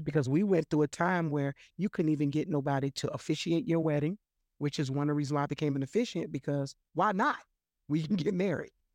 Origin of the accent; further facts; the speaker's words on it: Florida, United States; I'm born and raised in Florida